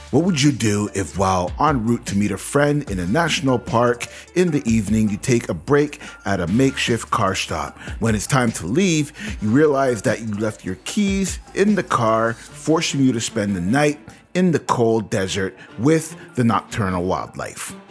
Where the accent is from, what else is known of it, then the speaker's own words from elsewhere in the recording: Canada; we are Canadian